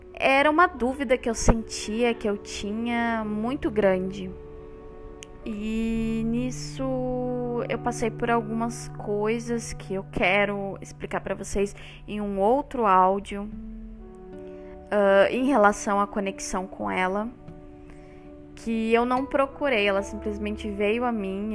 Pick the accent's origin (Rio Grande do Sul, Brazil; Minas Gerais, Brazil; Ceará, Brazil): Rio Grande do Sul, Brazil; Porto Alegre; Eu sou natural do Rio Grande do Sul, aqui no Brasil, Porto Alegre, capital